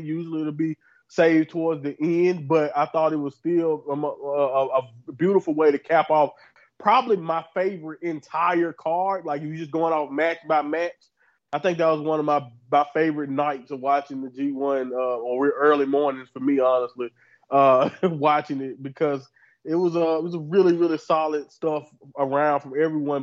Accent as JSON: {"language": "English", "region": "Southern United States", "country": "United States", "said": "I'm from Southern uh, United States"}